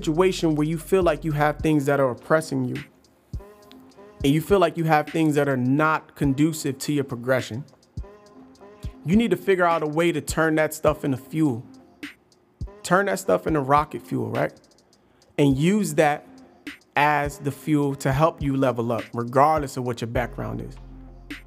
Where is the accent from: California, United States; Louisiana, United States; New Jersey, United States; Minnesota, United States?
New Jersey, United States; Passaic; also born or lived in Paterson, New Jersey; I'm from Passaic, a place that's not so nice. Went to school in Passaic all my life.